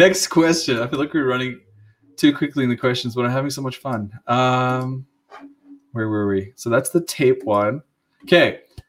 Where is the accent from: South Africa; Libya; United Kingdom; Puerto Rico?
South Africa; moved away as an adult; I grew up in South Africa, that's why I sound funny.